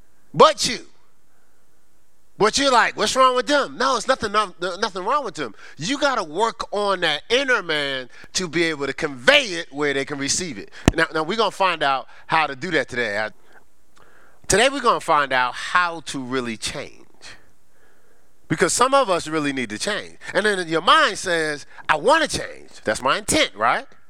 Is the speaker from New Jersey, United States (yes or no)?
yes; Newark, New Jersey, United States; I was raised in Newark, New Jersey, on the streets of Newark